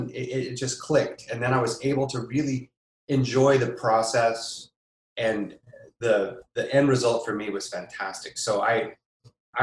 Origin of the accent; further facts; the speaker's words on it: Austin, Texas, United States; also born or lived in Wyoming / Berlin, Germany; junior high and high school were in Austin, Texas